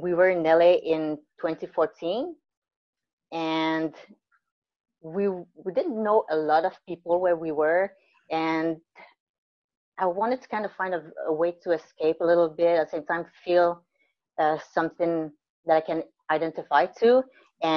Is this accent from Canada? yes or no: yes; Mont-Saint-Grégoire, Quebec, Canada; moved away as an adult; also born or lived in Guatemala / New Brunswick / British Columbia / Vancouver Island; I was born in Guatemala. I was adopted when I was maybe 2 months old, I think, by a great couple near Montreal. It's called Mont Saint-Grégoire. It's beautiful. And I grew up there, lived there all my life.